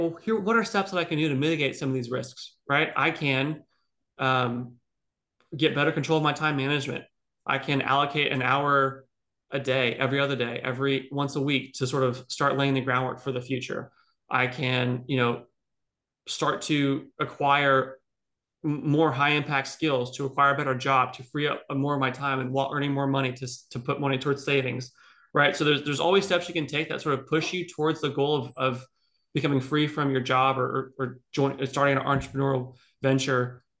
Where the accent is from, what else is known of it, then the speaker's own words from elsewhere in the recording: Dallas, Texas, United States; born there; You know, I'm an American. I'm born in America. I was born in Texas, born in Dallas. I moved 20 times before I was 18 years old, right?